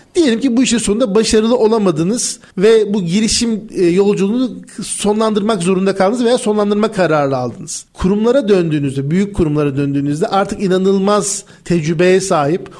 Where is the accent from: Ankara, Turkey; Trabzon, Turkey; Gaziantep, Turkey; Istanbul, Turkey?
Ankara, Turkey; 1986 Ankara doğumluyum.